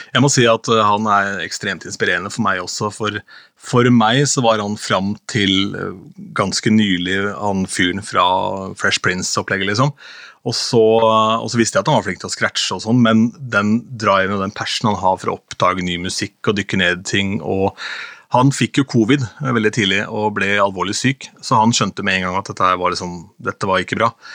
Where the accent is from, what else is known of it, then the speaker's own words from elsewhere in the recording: Askim, Østfold, Norway; hjemme i Askim, der jeg kommer fra